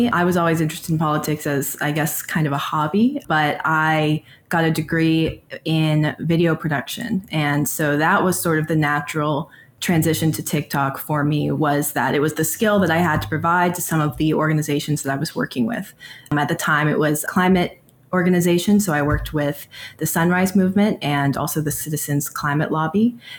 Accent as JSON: {"language": "English", "area": "small town outside of Atlanta", "region": "Georgia", "country": "United States", "tie": "born or raised there", "moved": "yes", "lives_now": "Austin, United States", "said": "I'm from Atlanta, Georgia, and a small town outside of Atlanta. And one of the things that I loved the most about that town was how walkable it was"}